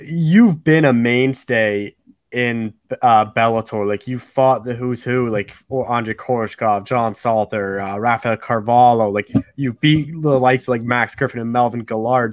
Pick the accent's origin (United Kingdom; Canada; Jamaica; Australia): Canada; I'm a Canadian